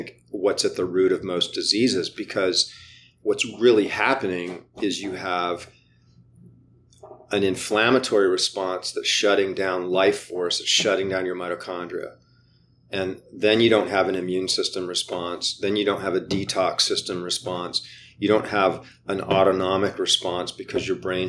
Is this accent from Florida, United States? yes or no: no; Hawaii, United States; moved away; I grew up in Hawaii, right? So I go a couple times a year to go visit my family.